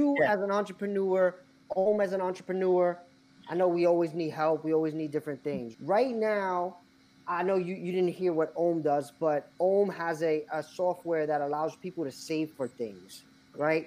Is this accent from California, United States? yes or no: no; New York, United States; oh, we're from New York. Edwin's Dominican, I'm Puerto Rican